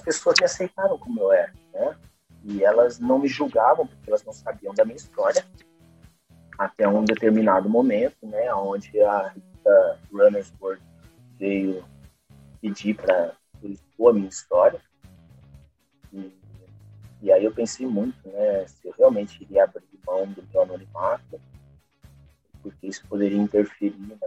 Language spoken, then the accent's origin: Portuguese; interior of São Paulo, Brazil; accent: caipira (rolled R of interior São Paulo); eu moro no interior de São Paulo, né? então percebi pelo meu sotaque carregado de porta